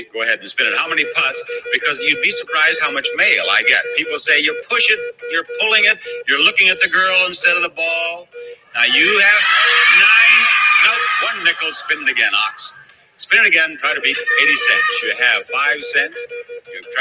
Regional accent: Missouri, United States; my fellow Missourian

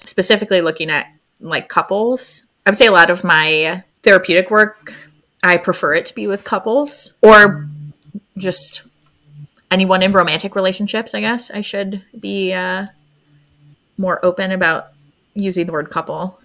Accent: Syracuse, New York, United States; moved away as an adult; also born or lived in San Diego / Florida; now in New Hampshire, United States; I am originally from, I call it Central New York. People call it upstate New York, but uh, I'm from Syracuse. I'm currently in New Hampshire.

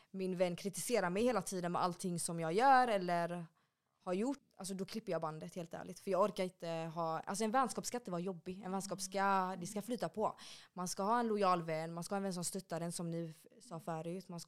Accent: Backa, Västra Götaland, Sweden; där jag är uppväxt i Backa. Vi var också ett mm. jättestort tjejgäng.

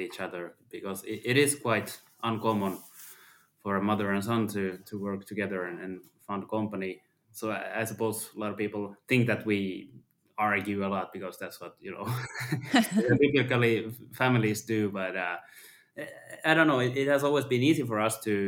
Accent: Ostrobothnia, Finland; I was also born and raised in Ostrobothnia in Finland.

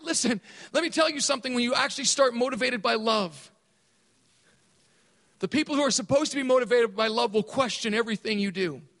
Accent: Thailand; I grew up in Thailand. And I grew up in a British prep school.

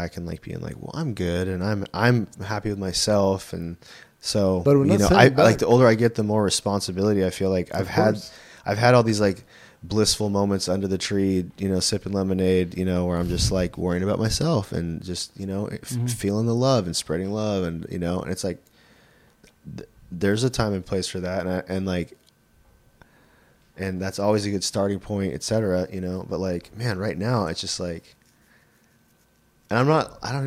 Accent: Bay Area, California, United States; growing up in the Bay Area

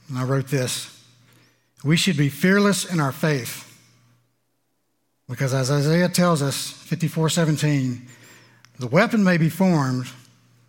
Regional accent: Louisiana, United States; I'm from Louisiana

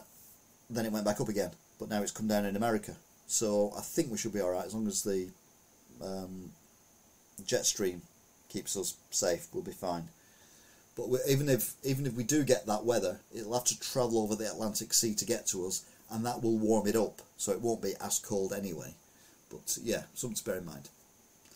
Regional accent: the Pennines, North West England, United Kingdom; now in Wigan, United Kingdom; I was brought up on the Pennines.

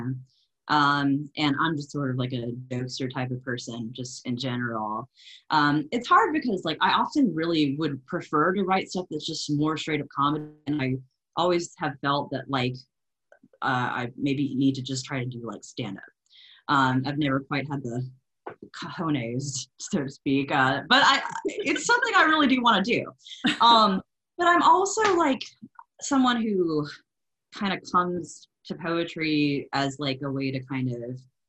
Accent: Lafayette, Louisiana, United States; now in Memphis, United States; that's more my hometown, which is Lafayette, Louisiana. It's the heart of Cajun country

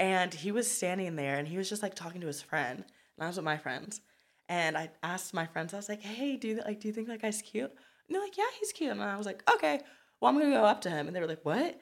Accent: Pasadena, California, United States; also born or lived in Compton, California / Downtown Los Angeles; originally I grew up in Compton for about, like, eight years. Then me and my mom kind of, like, bounced around. We were in downtown L A for a minute. um, you know, I had to move back to Compton and then finally ended up in Pasadena, which is where I went to middle school, high school

